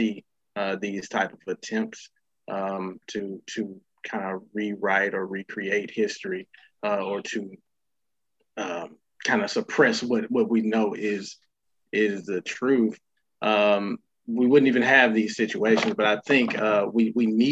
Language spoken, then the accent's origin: English; Osceola, Arkansas, United States; my hometown in Osceola